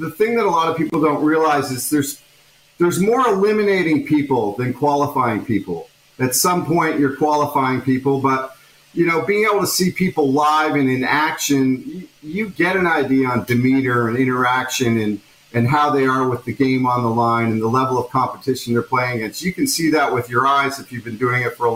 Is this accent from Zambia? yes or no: no; Toronto, Ontario, Canada; I'm from Toronto, or at least that area